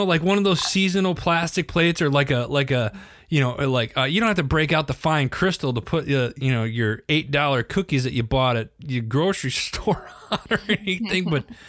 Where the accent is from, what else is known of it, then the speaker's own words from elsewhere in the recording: Wisconsin, United States; I mean, hello, cheese. I'm from Wisconsin.